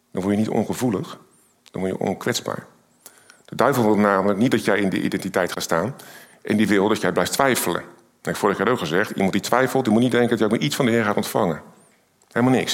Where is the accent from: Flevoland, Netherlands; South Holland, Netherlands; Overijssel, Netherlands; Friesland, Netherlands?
South Holland, Netherlands; Rotterdam; Ik kom uit Rotterdam.